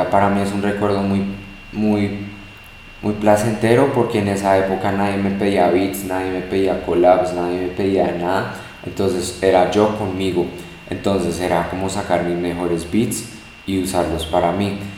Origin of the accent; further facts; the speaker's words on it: United States; hoy pues que yo soy americano, entonces como mi papá siempre me habla en inglés, mi papá es americano al 100, y entonces tengo como el lenguaje en mí, hablo inglés perfecto